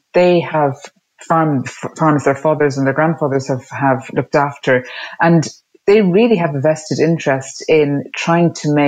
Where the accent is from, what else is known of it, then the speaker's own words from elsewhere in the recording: Ireland; When I was growing up in Ireland, it was a poor country